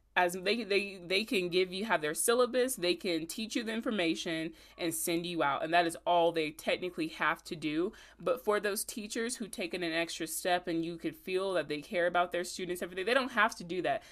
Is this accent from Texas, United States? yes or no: no; Augusta, Georgia, United States; I'm from Augusta